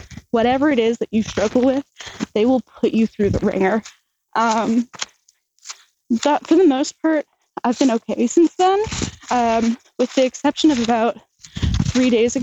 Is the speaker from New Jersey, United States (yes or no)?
yes; New Jersey, United States; I'm from Jersey